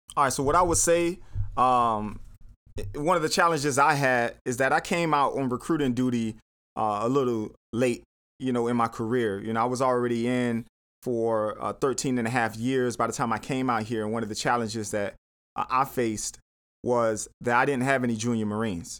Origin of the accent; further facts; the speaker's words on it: Miami, Florida, United States; moved away as an adult; now in Atlanta, United States; I'm from Miami. I'm from, like, you know, inner city Miami